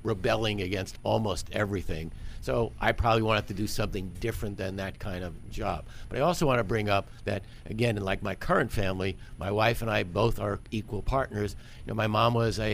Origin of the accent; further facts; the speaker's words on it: Rockville Centre, New York, United States; I grew up on Long Island in a town called Rockville Center